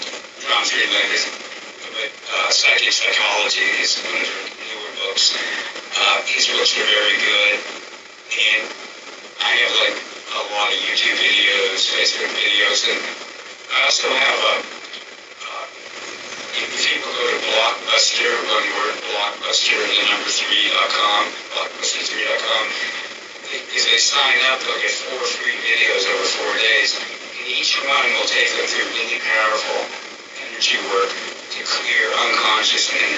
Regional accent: United States; I'm an American

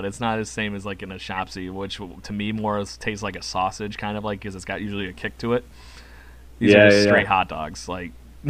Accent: Rochester, New York, United States; I'm from Rochester, New York, and apparently know how to deal with weather.

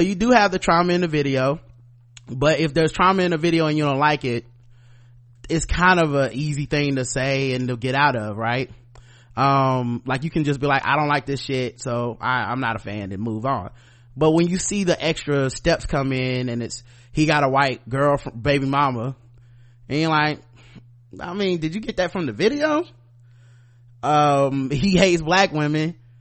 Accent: the South, United States; I'm from the South, I'm a black man in America

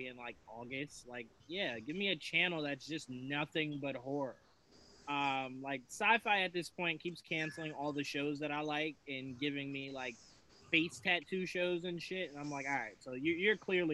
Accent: Virginia, United States; now in New Jersey, United States; I grew up in Virginia

